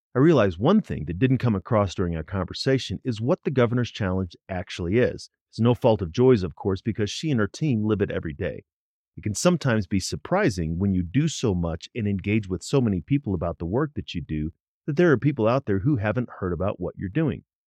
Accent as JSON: {"language": "English", "town": "St. Louis", "region": "Missouri", "country": "United States", "tie": "born or raised there", "said": "I'm from Missouri, but probably not the Missouri you're thinking of. I grew up in Saint Louis"}